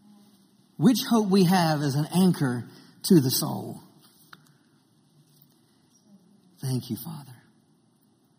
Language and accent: English; Maryland, United States; grew up in Maryland, and I grew up on the water